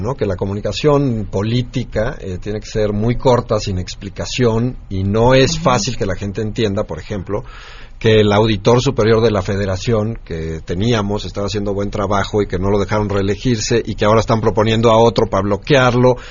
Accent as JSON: {"language": "Spanish", "country": "Mexico", "said": "nosotros como mexicanos"}